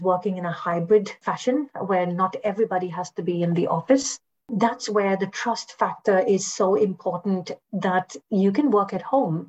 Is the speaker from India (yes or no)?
yes; India; moved away; as a foreigner also, I mean, as an Indian